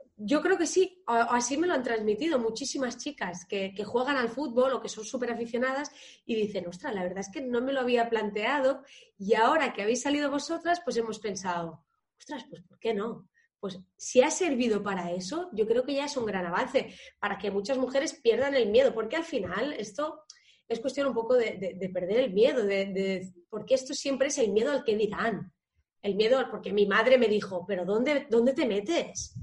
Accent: Tarragona, Catalonia, Spain; soy de Tarragona

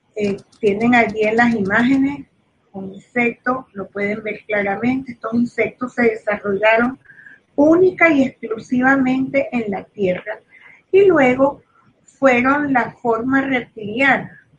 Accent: Venezuela; soy venezolana

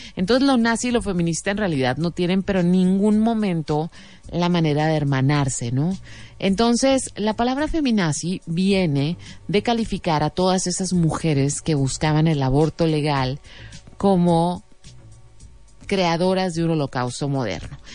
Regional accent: Mexico; nosotros como mexicanos

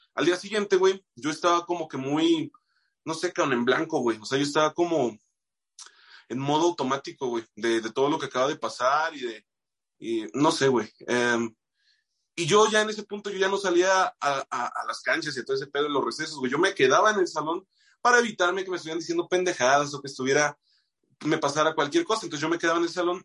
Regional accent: Moroleón, Guanajuato, Mexico; moved away; soy de Moroleón, güey, allá pues sí, a mí me tocó una buena etapa para ser músico en Moroleón

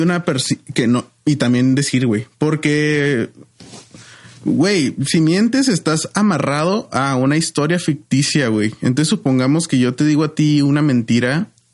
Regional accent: Ciudad Juárez, Chihuahua, Mexico; sí soy de Juárez

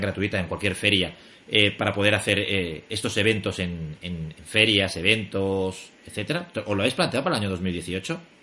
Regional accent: Barcelona, Catalonia, Spain; los dos somos de Barcelona

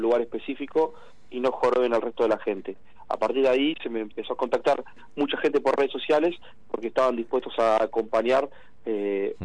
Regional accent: Argentina; somos muchos los argentinos

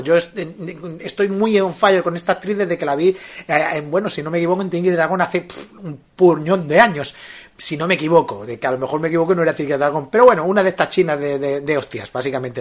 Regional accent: Spain; éramos los españoles

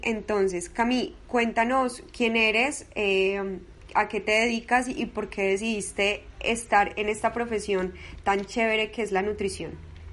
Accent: Medellín, Antioquia, Colombia; yo soy de Medellín, soy paisita

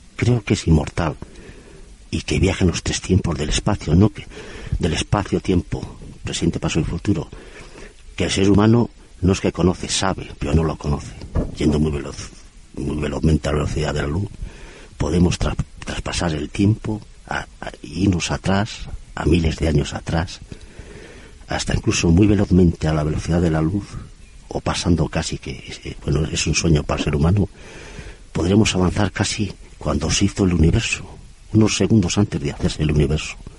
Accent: Torrelavega, Cantabria, Spain; yo soy de Torlavega

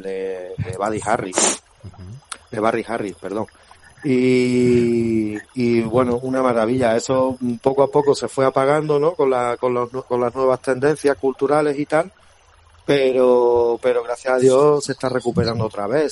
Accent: Granada, Andalusia, Spain; accent: granadino; also born or lived in Badajoz; soy nacido allí en Badajoz, pero pero criado aquí en Granada

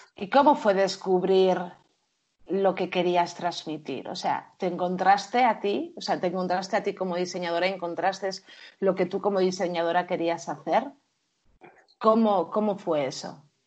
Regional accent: Bilbao, Basque Country, Spain; somos de Bilbao

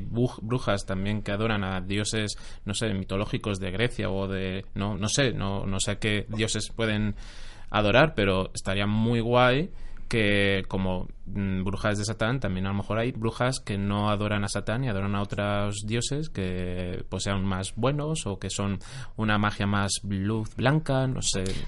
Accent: Jaén, Andalusia, Spain; yo soy de Jaén

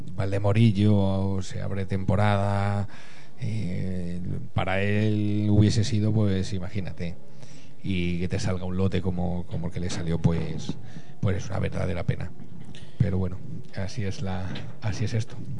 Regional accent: El Álamo, Community of Madrid, Spain; mi pueblo, es, de, es del Álamo

